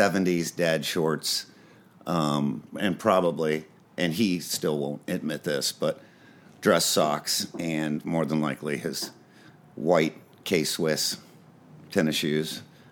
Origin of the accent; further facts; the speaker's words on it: Indianapolis, Indiana, United States; moved away as an adult; now in Los Angeles, United States; Well, I was born in Indianapolis, Indiana.